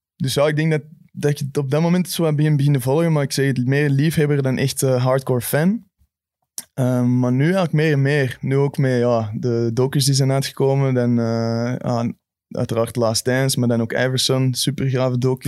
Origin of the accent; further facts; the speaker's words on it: Belgium; als Belg